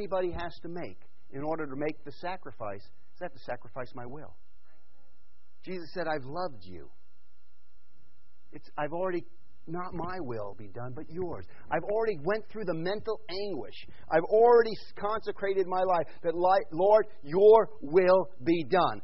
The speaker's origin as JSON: {"language": "English", "region": "New York", "country": "United States", "tie": "born or raised there", "moved": "yes", "said": "I grew up in New York and then went to Vaughan"}